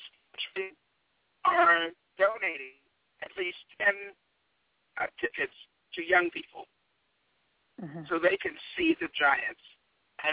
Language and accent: English; Washington, District of Columbia, United States; moved away as an adult; now in Riverside, United States; I grew up in Washington, D.C.